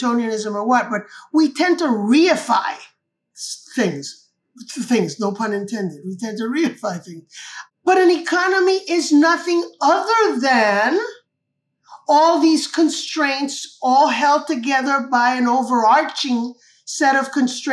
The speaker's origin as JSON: {"language": "English", "country": "Cuba", "tie": "born or raised there", "said": "I was born and raised in Cuba"}